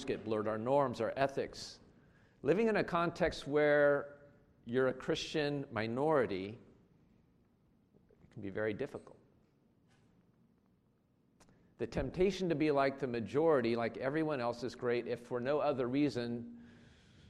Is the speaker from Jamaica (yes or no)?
no; United States; moved away; I grew up in the United States